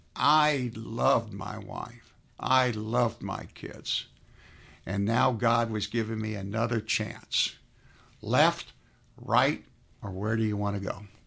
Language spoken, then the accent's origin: English; South Florida, United States; now in Atlanta, United States; I was raised in South Florida.